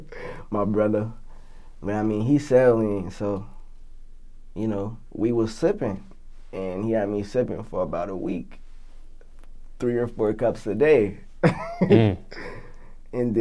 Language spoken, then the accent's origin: English; Canton, Ohio, United States; I'm from Canton